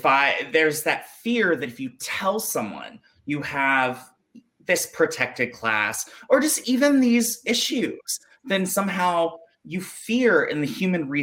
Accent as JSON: {"language": "English", "town": "Jackson", "region": "Mississippi", "country": "United States", "tie": "born or raised there", "also_born_or_lived": "South Carolina", "said": "I was born in Possum Kingdom, South Carolina, and I grew up in Jackson, Mississippi."}